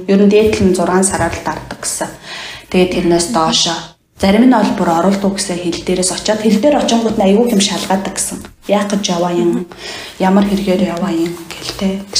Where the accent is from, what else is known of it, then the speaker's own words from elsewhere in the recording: Mongolia; moved away as an adult; now in Czech Republic; манай Монголд